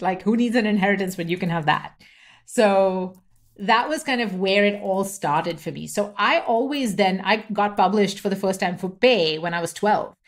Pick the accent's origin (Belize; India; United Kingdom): India; Mumbai, Maharashtra; first language English; I grew up in India, so I was born in Mumbai, I grew up there